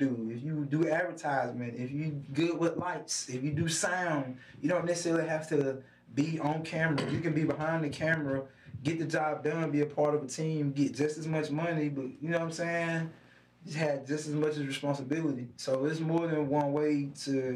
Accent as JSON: {"language": "English", "town": "Alabaster", "region": "Alabama", "country": "United States", "said": "I'm from Alabaster."}